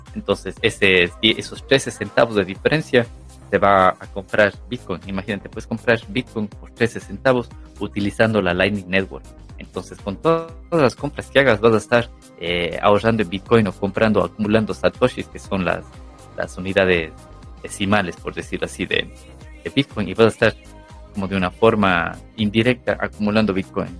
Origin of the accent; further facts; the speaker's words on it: Ecuador; now in Europe; yo soy de Ecuador, y vivo en Europa